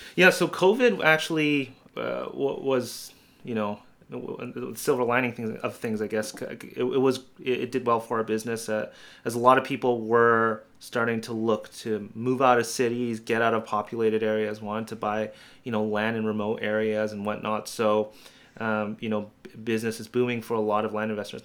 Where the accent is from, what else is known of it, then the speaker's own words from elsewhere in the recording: Canada; I'm a Canadian